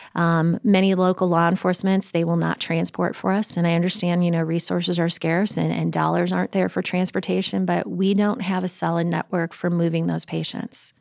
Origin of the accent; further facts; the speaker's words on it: Chicago, Illinois, United States; moved away; I grew up in Chicago